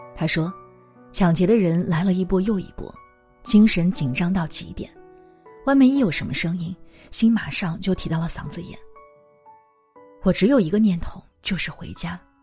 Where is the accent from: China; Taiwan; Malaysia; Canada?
China; 做一名中国人真的很自豪